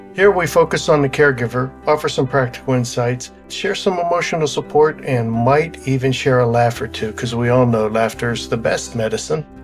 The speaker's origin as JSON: {"language": "English", "town": "Pittsburgh", "region": "Pennsylvania", "country": "United States", "tie": "born or raised there", "moved": "yes", "said": "back in my hometown, which was, uh, in Pittsburgh, in, in the suburb of Pittsburgh"}